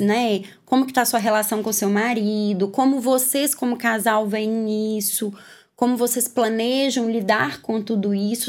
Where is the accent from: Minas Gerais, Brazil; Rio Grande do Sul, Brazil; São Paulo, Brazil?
Minas Gerais, Brazil; moved away; Eu sou mineira, não sou daqui, vim morar aqui